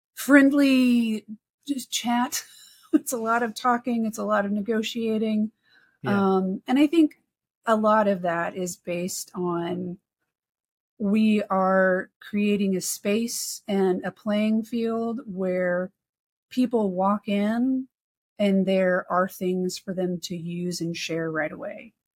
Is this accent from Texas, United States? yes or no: yes; Texas, United States; moved away; also born or lived in North Carolina; I grew up in Texas and in North Carolina